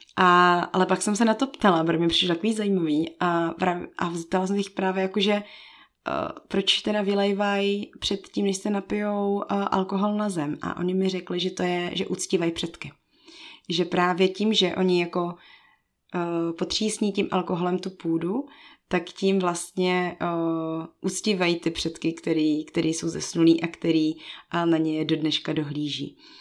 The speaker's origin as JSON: {"language": "Czech", "region": "Bohemia", "country": "Czechia", "also_born_or_lived": "Togo", "said": "já jsem z Čech a pak z Evropy"}